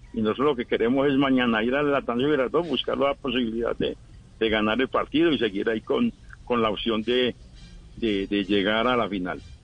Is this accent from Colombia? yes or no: yes; Granada, Antioquia, Colombia; also born or lived in Cali; now in Medellín, Colombia; nos vinimos de Granada, después de 40 años en Cali, llegamos aquí a Medellín